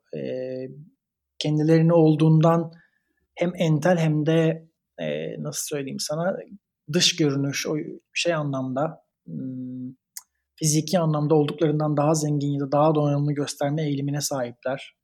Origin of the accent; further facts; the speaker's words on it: Turkey; moved away as an adult; also born or lived in Italy; now in Berlin, Germany; Biz Türkiye'deniz.